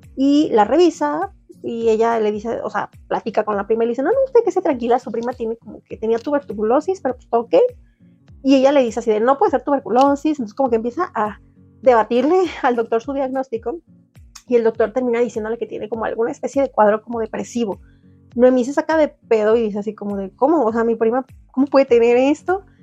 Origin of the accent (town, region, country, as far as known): Mexico